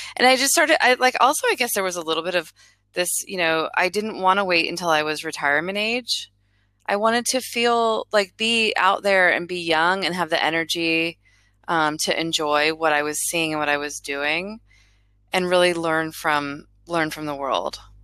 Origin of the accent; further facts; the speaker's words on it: Florida, United States; also born or lived in Miami; I grew up in Florida, and then I went to college in Miami, and I ended up staying in that area for 13 years.